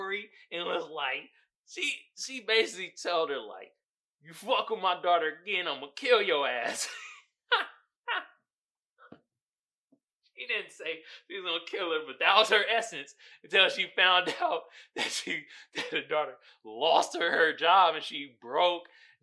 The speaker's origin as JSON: {"language": "English", "town": "Oakland", "region": "California", "country": "United States", "said": "I'm from Oakland."}